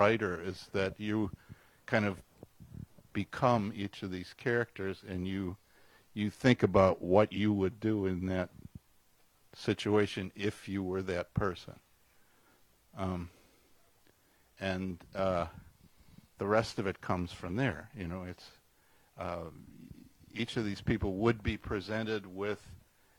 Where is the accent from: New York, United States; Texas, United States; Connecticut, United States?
New York, United States; Tonawanda; Tonawanda, New York, which is about halfway between Buffalo and Niagara Falls on the Niagara River.